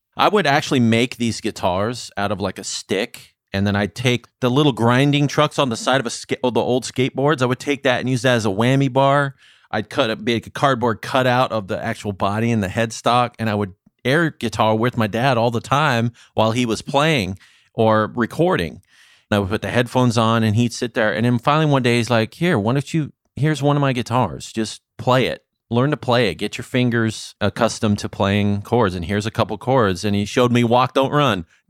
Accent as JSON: {"language": "English", "town": "Santa Clarita", "region": "California", "country": "United States", "tie": "born or raised there", "also_born_or_lived": "Saint Louis, Missouri", "moved": "as an adult", "lives_now": "Las Vegas, United States", "said": "I grew up mostly in California"}